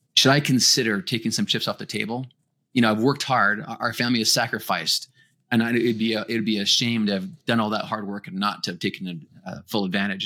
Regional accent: Winnipeg, Manitoba, Canada; I come from Winnipeg, Manitoba, Canada.

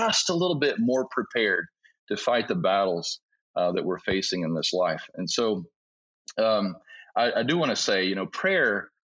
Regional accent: United States; moved away as an adult; now in Togo; I'm American, and you know, we Americans

